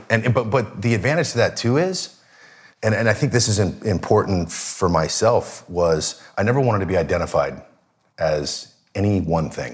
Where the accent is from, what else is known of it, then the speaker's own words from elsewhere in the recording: Seattle, Washington, United States; I grew up in Seattle